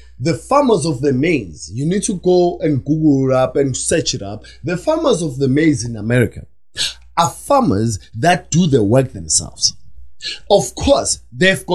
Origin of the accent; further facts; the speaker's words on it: Soweto, Gauteng, South Africa; I was born in Soweto